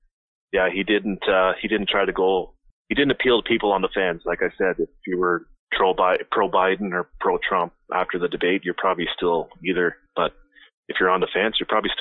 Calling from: Alberta, Canada; Alberta, Canada. Yeah, I called the other night there.

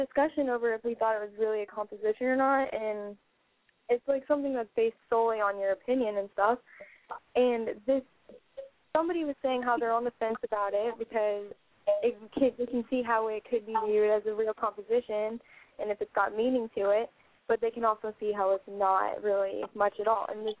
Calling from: Iowa, United States; I'm 18, and I'm calling from Iowa.

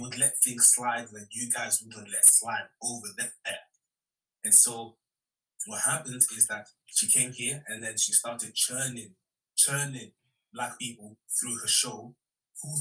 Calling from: United Kingdom; I'm calling from the United Kingdom

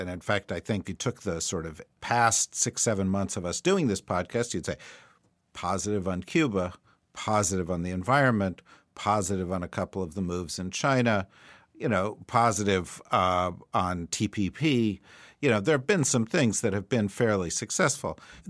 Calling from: Australia; as we're phoning in from Australia and elsewhere

